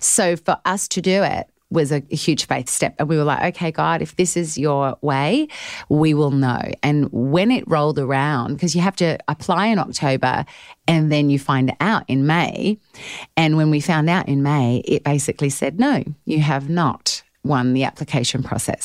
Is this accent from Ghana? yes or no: no; Adelaide, South Australia, Australia; accent: Australian; moved away as an adult; also born or lived in Melbourne, Australia; now in Nashville, United States; I grew up in Adelaide, South Australia, but lived in Melbourne the last ten years